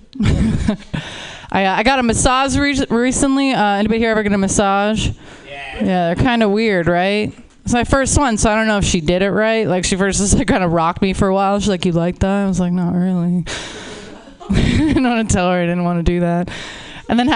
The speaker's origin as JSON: {"language": "English", "town": "Pittsburgh", "region": "Pennsylvania", "country": "United States", "moved": "yes", "lives_now": "Los Angeles, United States", "said": "I'm originally from Pittsburgh"}